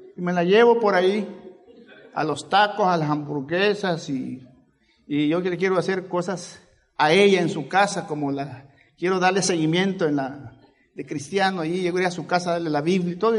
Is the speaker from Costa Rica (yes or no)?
no; El Salvador; moved away; Yo vine del Salvador. No se nota, ¿verdad?